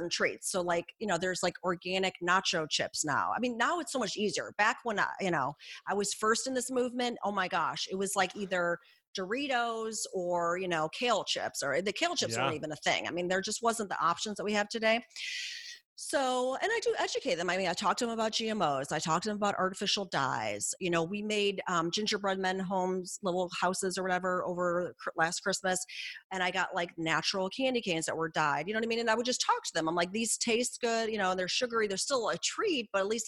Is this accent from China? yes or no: no; Midwest, United States; I'm from the Midwest